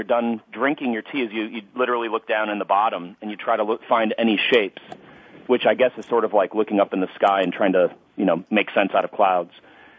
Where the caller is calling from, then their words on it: Arizona, United States; Well, I'm calling from Arizona, and for people who don't know about Arizona, it's kind of funny time zone-wise.